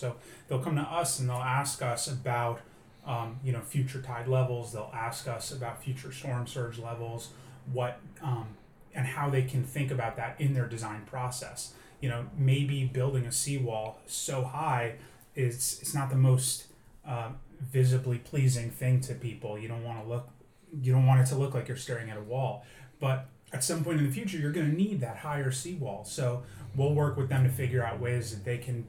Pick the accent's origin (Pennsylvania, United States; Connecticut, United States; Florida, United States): Florida, United States; South; also born or lived in Miami / New York; I ended up moving back down to my hometown in South Florida